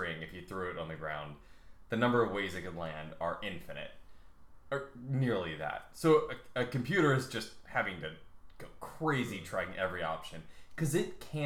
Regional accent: United States; moved away; also born or lived in Canada / England; I'm an American, but I used to live in Canada, so kind of, and then I lived in England

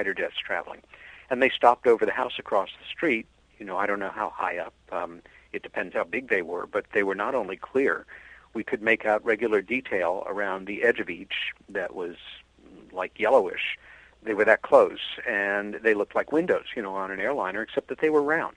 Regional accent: Long Island, New York, United States; also born or lived in Queens, New York; my sister Helen and I had together growing up on Long Island, New York.

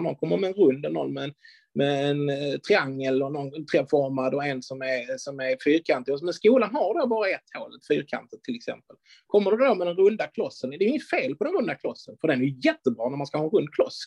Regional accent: Skåne, Sweden; som vi skåningar säger

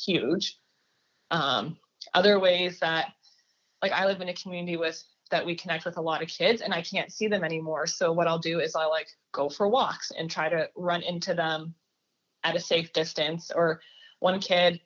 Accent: Canada; moved away as an adult; now in United States; I'm an international student, so I'm actually from Canada

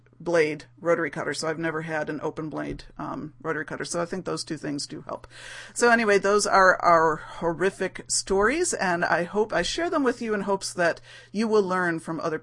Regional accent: United States; as an American

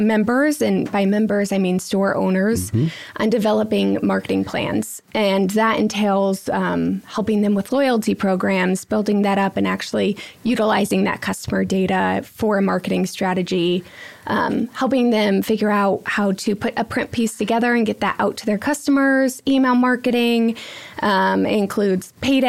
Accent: Michigan, United States; moved away; I grew up in Michigan and I went to school at Grand Valley.

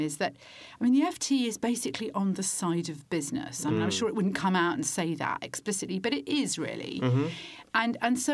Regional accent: United Kingdom; as a Brit

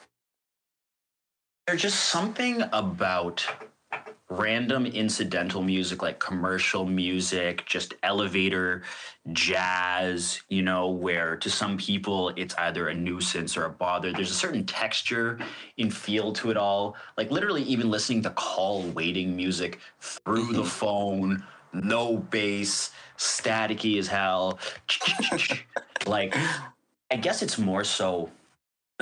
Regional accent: Toronto, Ontario, Canada; I grew up in the Toronto rave scene

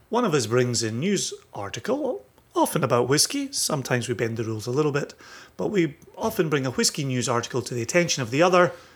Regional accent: Scotland, United Kingdom; growing up in Scotland

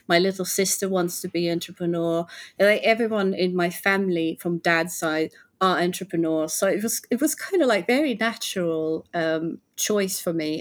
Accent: Finland; I'm from Finland

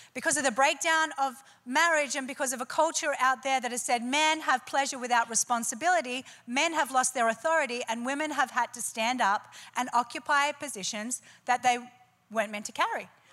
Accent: Australia; I'm Australian. We like it a bit noisy and robust

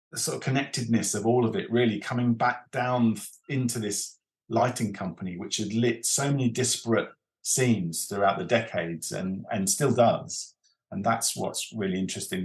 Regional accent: Reigate, South East England, United Kingdom; Reigate and Red Hill is where I come from

